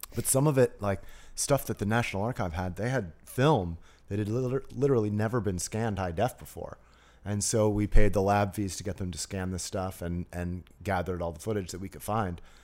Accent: New Jersey, United States; I grew up in New Jersey, went to public school in New Jersey

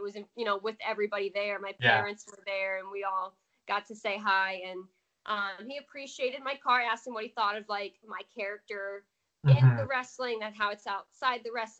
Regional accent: New Jersey, United States; born there; I was born in New Jersey. Parents are from Parsippany, New Jersey.

